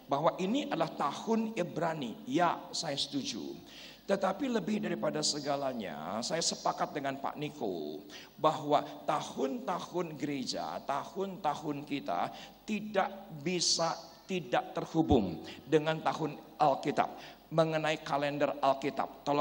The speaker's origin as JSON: {"language": "Indonesian", "region": "West Java", "country": "Indonesia", "tie": "born or raised there", "said": "Ya, panggil saya Kang karena saya asli orang Sunda."}